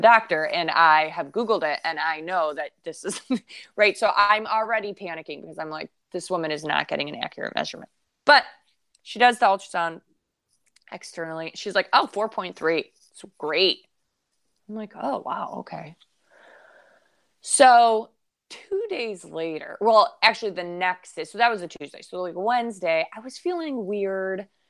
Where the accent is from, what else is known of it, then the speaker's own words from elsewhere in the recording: Detroit, Michigan, United States; moved away; we're from Detroit